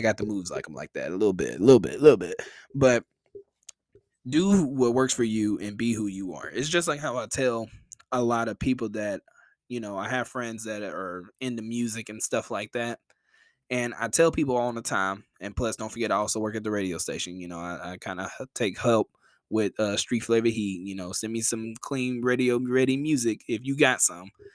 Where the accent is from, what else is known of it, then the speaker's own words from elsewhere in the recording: the South, United States; I'm from the South